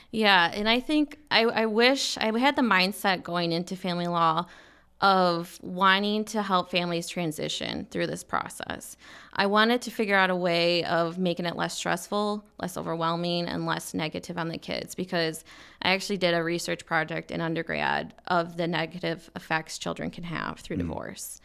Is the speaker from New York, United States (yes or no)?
no; Michigan, United States; now in Arizona, United States; I'm from Michigan